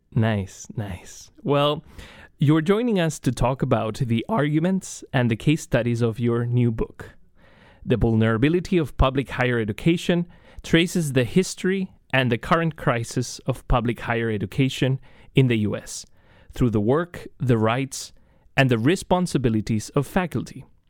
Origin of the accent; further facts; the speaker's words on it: Chile; moved away as an adult; now in United States; I am originally from Chile.